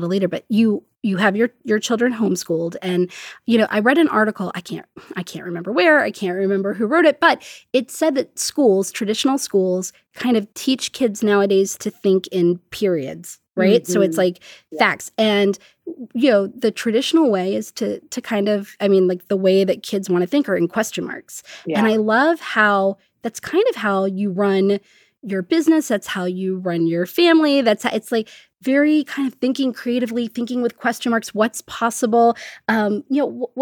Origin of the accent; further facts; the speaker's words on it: Washington, District of Columbia, United States; also born or lived in Pensacola; I was born in Pensacola, and then I grew up in Washington, D.C.